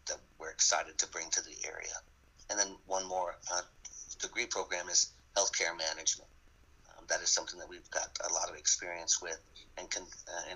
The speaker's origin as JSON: {"language": "English", "region": "Southern California", "country": "United States", "moved": "yes", "lives_now": "Louisiana, United States", "said": "I'm originally from Southern California, but I've been in Louisiana now for 11 years"}